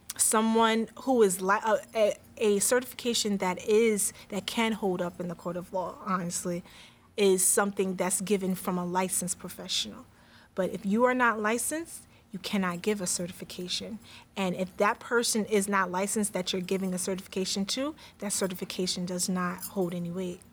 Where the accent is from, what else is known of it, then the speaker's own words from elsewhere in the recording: New York, United States; So, when I was raised in New York, but I went to New Jersey to be with my family, and that's where I was at getting my schooling and everything and stuff like that.